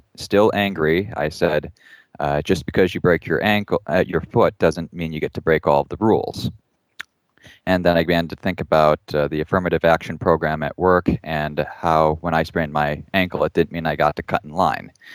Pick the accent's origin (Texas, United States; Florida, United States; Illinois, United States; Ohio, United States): Ohio, United States; where I grew up in Ohio